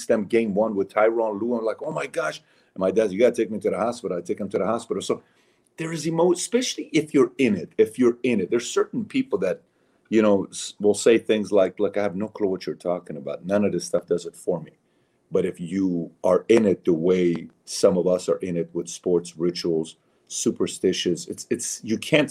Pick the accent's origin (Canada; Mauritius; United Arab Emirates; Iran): Iran; moved away; I'm a Syrian. I'm Armenian. I'm born and raised in Iran